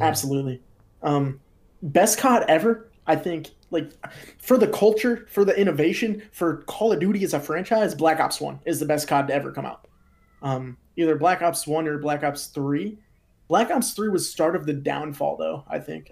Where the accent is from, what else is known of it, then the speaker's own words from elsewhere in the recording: Pennsylvania, United States; I'm from Pennsylvania in the United States